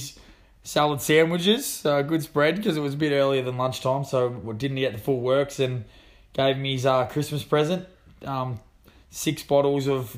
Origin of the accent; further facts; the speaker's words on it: Sale, Victoria, Australia; moved away; I've just got back from Sale, actually, my hometown, so down in Gippsland, about 5 hours away.